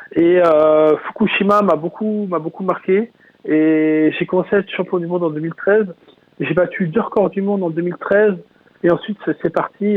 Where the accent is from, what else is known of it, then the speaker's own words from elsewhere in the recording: Mayenne, Pays de la Loire, France; chez moi en Mayenne